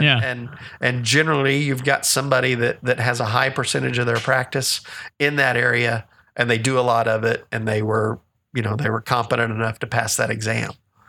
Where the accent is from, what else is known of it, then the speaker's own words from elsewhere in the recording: Texas, United States; I'm a Texan. I still claim this as my domicile is the term.